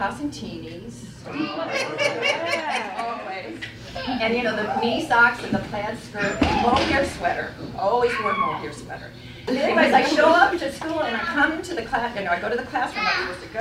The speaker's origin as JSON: {"language": "English", "town": "Lansing", "region": "New York", "country": "United States", "tie": "born or raised there", "said": "I grew up in Lansing, and ever since I was a little girl"}